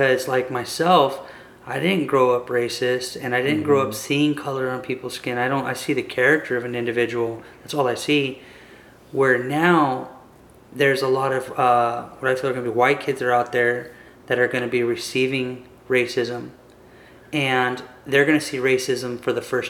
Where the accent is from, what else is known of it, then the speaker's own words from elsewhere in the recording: California, United States; also born or lived in Oxnard, California / Oregon / Central Valley, California; a Caucasian growing up in California